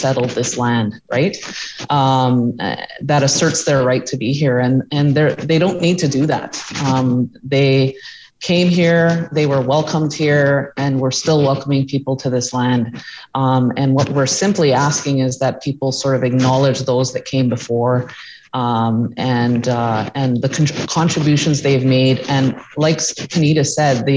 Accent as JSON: {"language": "English", "region": "Ontario", "country": "Canada", "moved": "yes", "said": "We're originally from Ontario"}